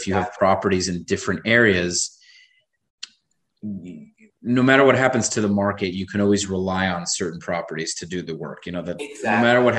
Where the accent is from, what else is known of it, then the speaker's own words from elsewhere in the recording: New York, United States; moved away as an adult; now in South Florida, United States; I'm from New York, man. I grew up in New York. I moved to Florida, to South Florida 2.5 years ago